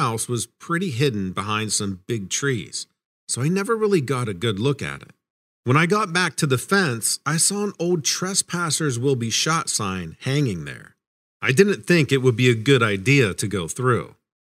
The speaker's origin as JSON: {"language": "English", "town": "Atlanta", "region": "Georgia", "country": "United States", "tie": "born or raised there", "lives_now": "Maine, United States", "said": "I'm originally from Atlanta, Georgia, and grew up in more of a city setting, so rural Maine is a big change for me."}